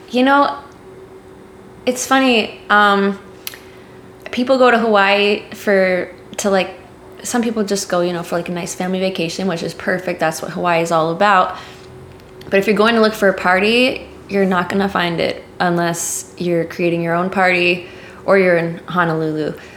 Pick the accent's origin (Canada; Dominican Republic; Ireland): Dominican Republic; that's what I grew up around in the Dominican Republic.